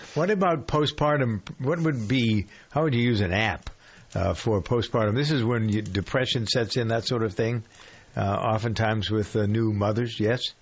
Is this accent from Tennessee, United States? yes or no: no; Framingham, Massachusetts, United States; my hometown of uh, Framingham